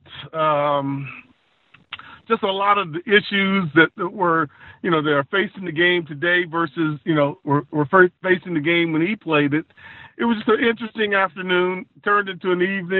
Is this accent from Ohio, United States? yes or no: yes; Columbus, Ohio, United States; moved away; also born or lived in Buffalo, New York / Los Angeles; I grew up with him in Columbus, Ohio